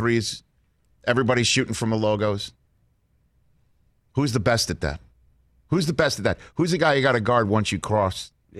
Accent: New York City, New York, United States; as a New Yorker

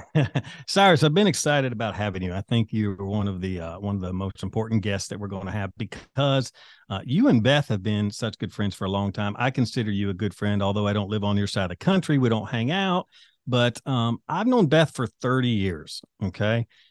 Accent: the South, United States; I'm from the South. I'm I'm kind of the country guy

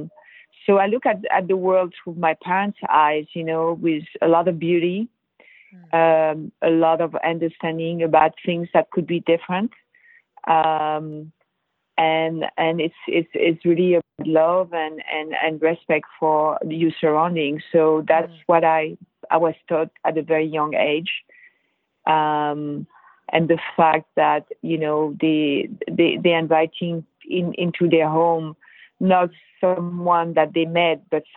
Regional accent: Versailles, Île-de-France, France; also born or lived in Brittany; now in San Francisco, United States; I was born and raised in Versailles

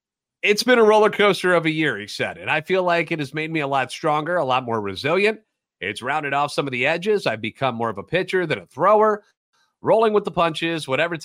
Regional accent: St. Louis, Missouri, United States; I'm a national radio sports anchor, born and raised in the Lou and a lifetime Cardinals fan

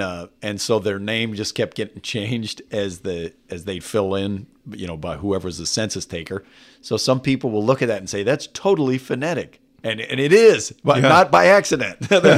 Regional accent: California, United States; also born or lived in Waco, Texas; The …, my dad's family is from Waco, Texas. My mom's family was from Abilene. I was born in Waco. They moved to California when I was a kid.

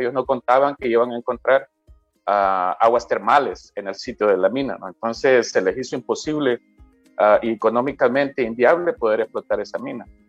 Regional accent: El Salvador; nosotros como salvadoreños

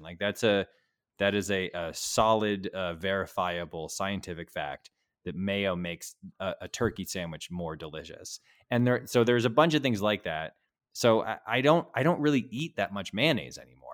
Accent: New England, United States; I'm from New England

